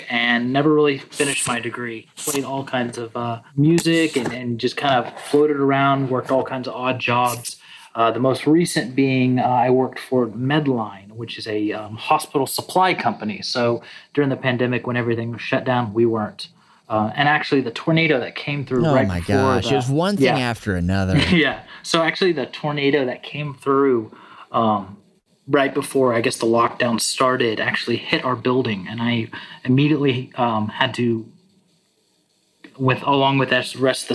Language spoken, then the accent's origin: English; Texas, United States; moved away; also born or lived in Hendersonville, Tennessee; I grew up in Texas, and around 1997, my family picked up and moved to Hendersonville, Tennessee